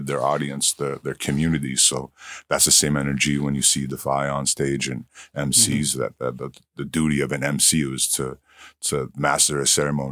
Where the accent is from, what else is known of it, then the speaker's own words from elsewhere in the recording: Goodfish Lake, Treaty 6, Alberta, Canada; also born or lived in Edmonton, Alberta; I'm not from this area, but I come from Goodfish Lake, Treaty 6 in Canada